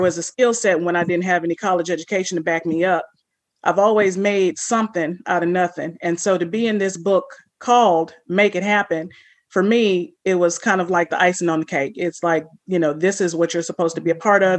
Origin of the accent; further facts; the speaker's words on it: California, United States; moved away; also born or lived in St. Louis, Missouri / New Orleans, Louisiana / Florida / Mississippi; I grew up in California.